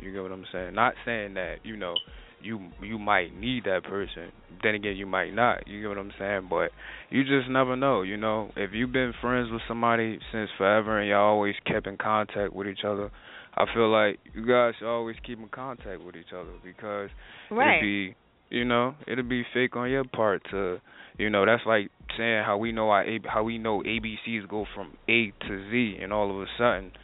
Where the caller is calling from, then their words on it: New Jersey, United States; I'm calling from New Jersey